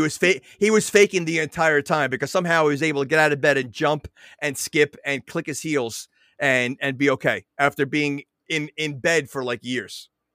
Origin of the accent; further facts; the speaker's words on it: New York, United States; now in New Jersey, United States; I'm from New York, so, you know, it's, I'm more New York than Jersey